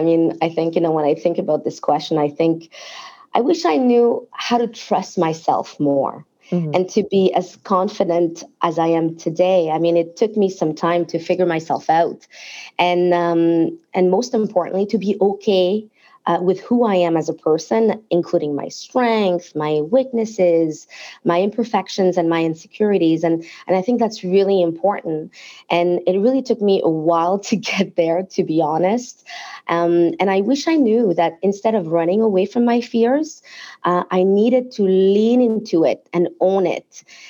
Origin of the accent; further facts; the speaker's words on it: France; English is a second language; moved away; So my family and I immigrated from France in the mid-90s. And I was given a shot at a job in an insurance company by a woman who really saw my potential, despite the fact that I barely spoke English then